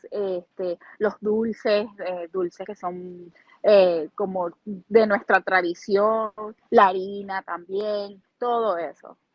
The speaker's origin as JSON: {"language": "Spanish", "town": "Duaca", "region": "Lara", "country": "Venezuela", "tie": "born or raised there", "lives_now": "Columbus, United States", "said": "Mira, me llevaría a mi pueblo, me llevaría a, a Duaca"}